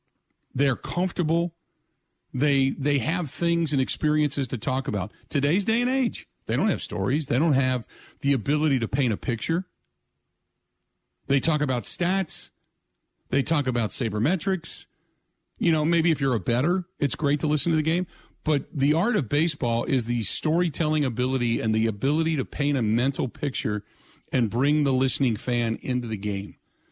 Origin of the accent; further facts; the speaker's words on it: Cincinnati, Ohio, United States; moved away as an adult; now in Milwaukee, United States; I grew up in Cincinnati listening to Marty Brenneman